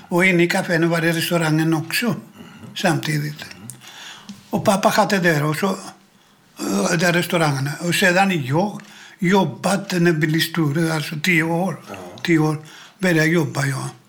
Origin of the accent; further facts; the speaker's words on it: Athens, Attica, Greece; Swedish is a second language; moved away as an adult; now in Sweden; Jag kommer på, på Grekland